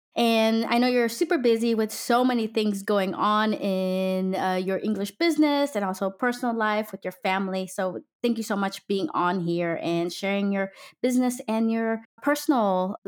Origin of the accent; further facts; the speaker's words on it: United States; now in Denmark; I'm an American Filipino mom living in Denmark, trying to balance culture, raise international kids, and learn the language